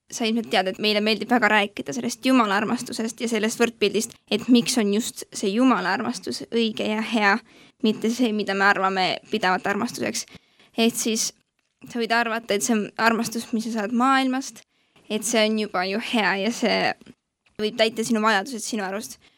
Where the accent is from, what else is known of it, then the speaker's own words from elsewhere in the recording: Rakvere, Lääne-Viru County, Estonia; tuleme mõlemad …ga Rakverest, terve elu seal elanud väga,. väga-väga armas koht ja väga tore koht